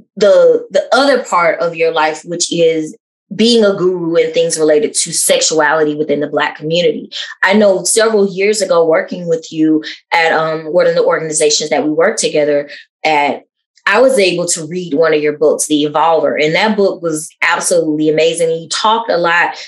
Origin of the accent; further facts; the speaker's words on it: the South, United States; a cisgender lesbian that's also African American growing up in the South